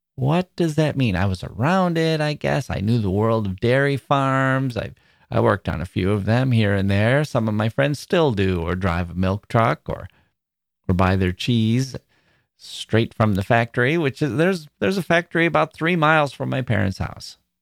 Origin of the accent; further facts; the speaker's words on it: Wisconsin, United States; moved away; also born or lived in Chicago; I was from Wisconsin